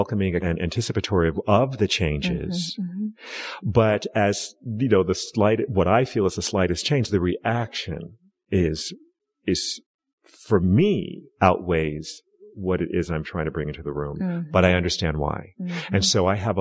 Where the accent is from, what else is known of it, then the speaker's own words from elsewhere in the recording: United States; I was raised black in America